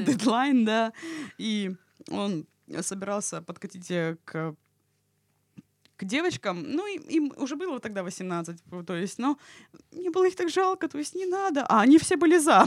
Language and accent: Russian; Krasnodar, Krasnodar Krai, Russia; я из Краснодара.